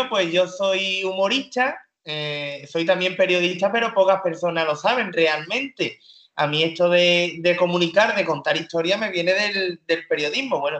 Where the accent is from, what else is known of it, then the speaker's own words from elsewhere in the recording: North West England, United Kingdom; accent: Liverpool/Manchester; la que vino a hacerme el examen era de, de Londres centro y yo tengo acento de Liverpool, de Manchester